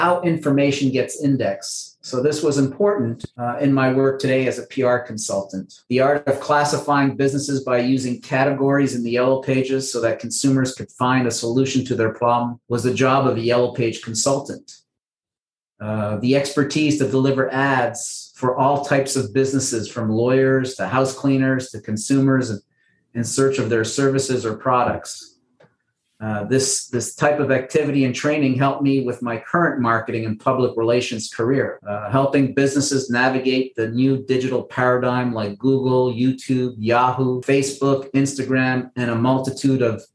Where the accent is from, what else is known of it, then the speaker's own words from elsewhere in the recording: Montreal, Quebec, Canada; Well, I'm a Canadian. I was born and raised in Montreal.